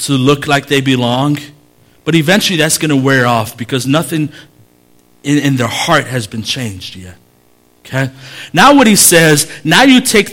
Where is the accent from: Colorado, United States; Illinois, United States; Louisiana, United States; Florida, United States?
Illinois, United States; Chicago; I grew up in Humble Park.